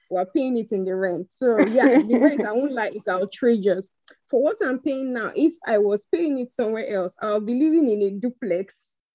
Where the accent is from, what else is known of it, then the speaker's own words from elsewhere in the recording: Edo, Nigeria; now in Abuja, Nigeria; I'm from Edo State, but I live in Abuja now. I relocated to Abuja in 2018.